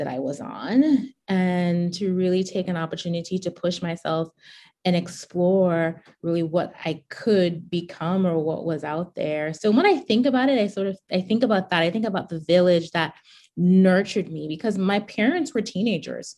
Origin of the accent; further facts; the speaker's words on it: Charlotte Amalie, U.S. Virgin Islands; I grew up in the U.S. Virgin Islands, a 32 square mile rock. We actually call St. Thomas the rock